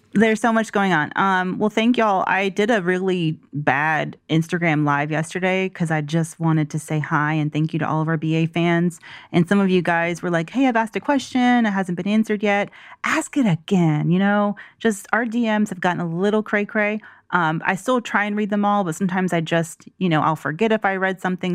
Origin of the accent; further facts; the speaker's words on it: the South, United States; growing up in the South